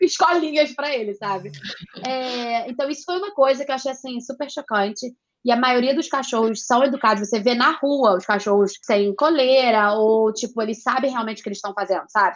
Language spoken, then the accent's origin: Portuguese; Brazil; moved away as an adult; also born or lived in New York, United States; eu cresci com cachorro no Brasil